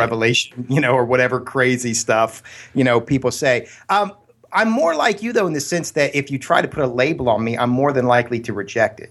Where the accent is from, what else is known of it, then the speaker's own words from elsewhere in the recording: Columbus, Ohio, United States; now in Pleasanton, California, United States; growing up in Columbus, Ohio